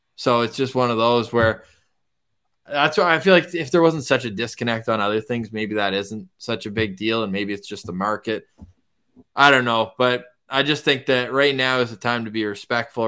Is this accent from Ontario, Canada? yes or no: yes; Ottawa, Ontario, Canada; growing up in Ottawa